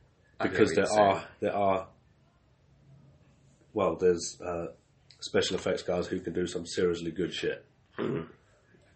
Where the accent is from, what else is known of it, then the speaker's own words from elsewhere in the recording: South Africa; I was born in South Africa